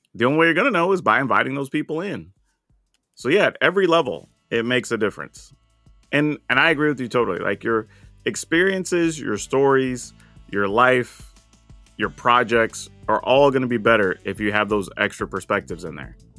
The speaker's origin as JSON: {"language": "English", "region": "the South", "country": "United States", "tie": "born or raised there", "said": "growing up in the South"}